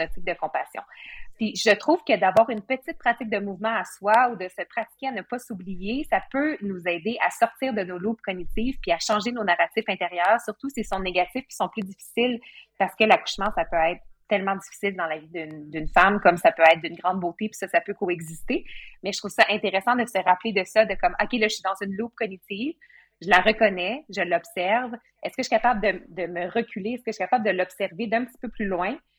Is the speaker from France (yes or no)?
no; Bas-Saint-Laurent, Quebec, Canada; moved away; je viens du Bas-Saint-Laurent